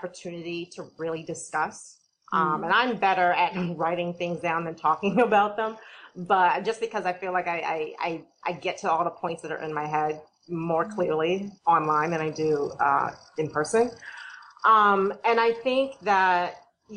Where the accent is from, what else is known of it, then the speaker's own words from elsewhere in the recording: Boston, Massachusetts, United States; also born or lived in South Carolina; I was raised in Boston.